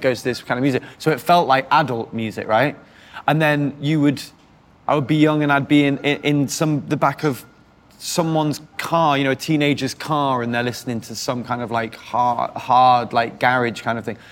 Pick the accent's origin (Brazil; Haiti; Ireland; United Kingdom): United Kingdom; North East England; moved away; also born or lived in Cheshire; I grew up in the Northeast and then moved to the Northwest.